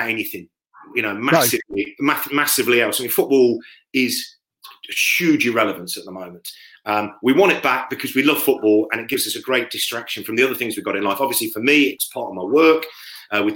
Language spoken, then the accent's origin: English; Leicester, East Midlands, United Kingdom; I'm from Leicester, born in Leicester, live in Leicester.